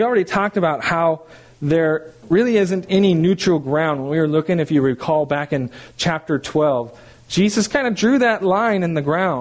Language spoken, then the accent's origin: English; California, United States; moved away; I'm from California